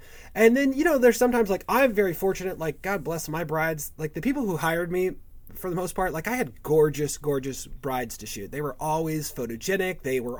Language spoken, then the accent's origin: English; California, United States; now in St. Louis, United States; when I moved to St. Louis and a few years ago, like, you know, I came from Southern California, which is a big market.